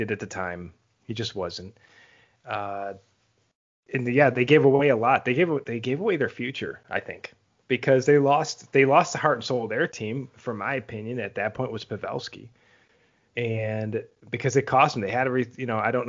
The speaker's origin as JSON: {"language": "English", "town": "Buffalo", "region": "New York", "country": "United States", "tie": "born or raised there", "said": "as a kid growing up in Buffalo"}